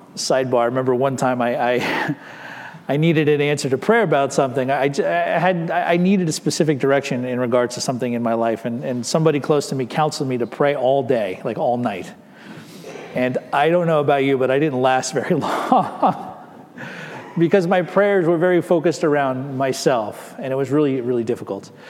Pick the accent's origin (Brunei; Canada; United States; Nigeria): United States; We are American citizens living in America